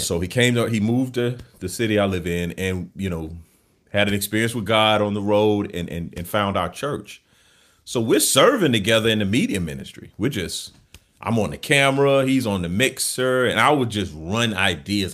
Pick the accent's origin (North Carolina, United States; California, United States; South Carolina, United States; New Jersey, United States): South Carolina, United States; Camden; moved away as an adult; I'm from Camden, South Carolina, small town in South yep. Carolina. Uh, grew up, born and raised in the South